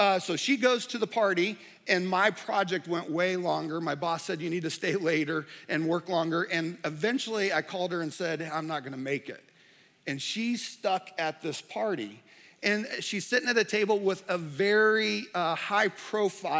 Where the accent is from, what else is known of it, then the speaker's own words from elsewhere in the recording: Indianapolis, Indiana, United States; moved away; also born or lived in Charlotte area, North Carolina; I grew up in Indianapolis